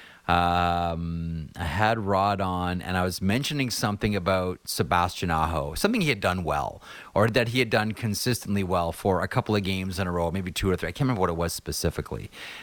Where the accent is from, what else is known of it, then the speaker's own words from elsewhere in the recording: Toronto, Ontario, Canada; I grew up in Toronto.